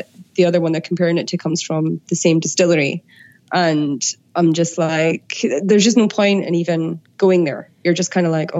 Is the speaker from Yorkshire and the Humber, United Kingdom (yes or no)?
no; Scotland, United Kingdom; they know I'm Scottish